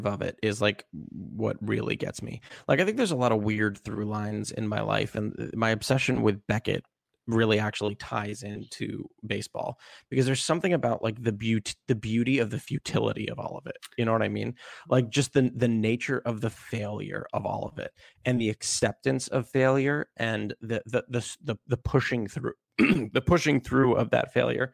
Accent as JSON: {"language": "English", "region": "Maryland", "country": "United States", "tie": "born or raised there", "said": "like Ben, I grew up in Maryland, and watching Cal Ripken play as a kid is very inspiring"}